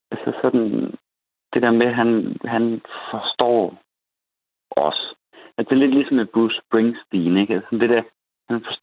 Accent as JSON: {"language": "Danish", "area": "North Jutland", "region": "North Denmark Region", "country": "Denmark", "said": "jeg kommer fra Nordjylland, hvor … også er fra."}